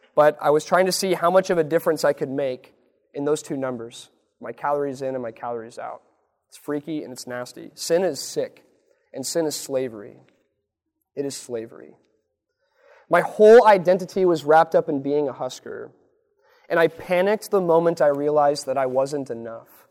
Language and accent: English; Lincoln, Nebraska, United States; born or raised there